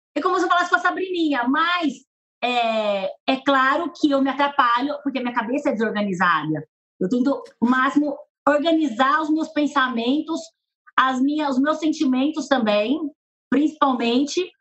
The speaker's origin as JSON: {"language": "Portuguese", "town": "Penápolis", "region": "São Paulo", "country": "Brazil", "accent": "caipira", "moved": "yes", "said": "eu vim de Penápolis"}